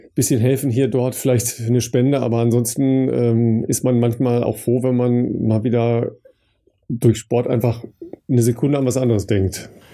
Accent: Dorsten, North Rhine-Westphalia, Germany; meine Heimat in Dorsten

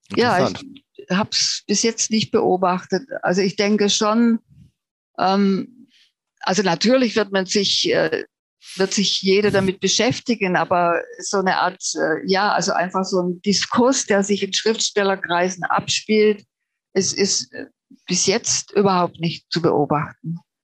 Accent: Germany; also born or lived in Baden-Württemberg; now in Finland; den tragen wir als Deutsche einfach mit uns

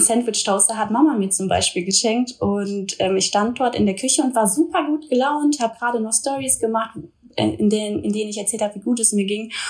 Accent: Duisburg, North Rhine-Westphalia, Germany; now in Cologne, Germany; Ich lebe zurzeit in Köln, komme aber gebürtig aus Duisburg, also ich bin eine kleine Robotperle

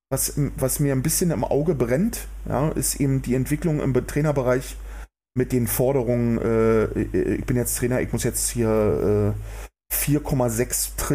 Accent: Berlin, Germany; man spürt richtig, wie die Menschen nach Bewegung sabbern, wenn ich das mal so als Berliner sagen darf ja, also es ist wirklich so.

